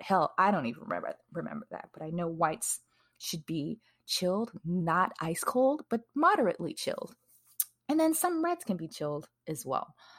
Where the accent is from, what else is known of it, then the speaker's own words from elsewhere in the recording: Wisconsin, United States; now in Texas, United States; I live in Texas now. I'm originally from Wisconsin